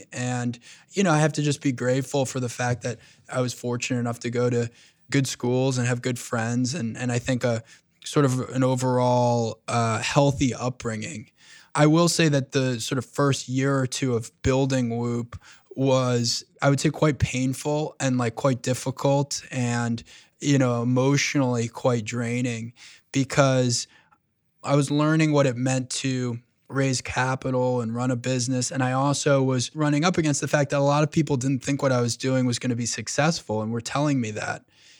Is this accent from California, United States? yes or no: no; New York, United States; Yeah, I grew up on Long Island. My father immigrated to this country when he was 22 years old from Egypt.